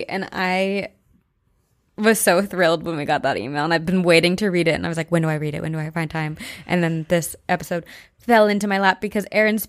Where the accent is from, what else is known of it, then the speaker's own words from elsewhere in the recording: Pennsylvania, United States; moved away; I'm going home to Pennsylvania in a few weeks.